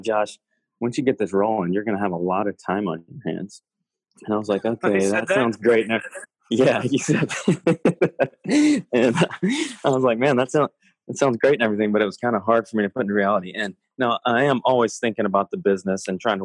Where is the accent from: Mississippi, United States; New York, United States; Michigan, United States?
Mississippi, United States; Oxford; in my home state, Oxford, Mississippi, where I grew up